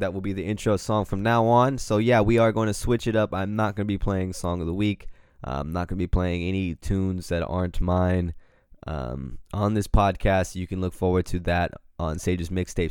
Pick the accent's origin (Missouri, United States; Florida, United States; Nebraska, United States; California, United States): California, United States; Pacific Grove; we all lived in a little apartment in my hometown of Pacific Grove, California